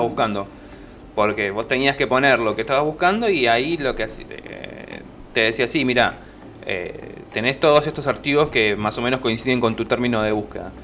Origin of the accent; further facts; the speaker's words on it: Alejandro Korn, Buenos Aires, Argentina; todos los que somos de Alejandro Corp